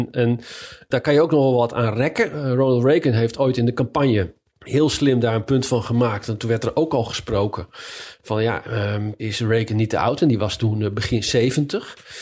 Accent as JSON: {"language": "Dutch", "town": "Leiden", "region": "South Holland", "country": "Netherlands", "moved": "as an adult", "lives_now": "Washington, United States", "said": "wij komen dan uit Leiden"}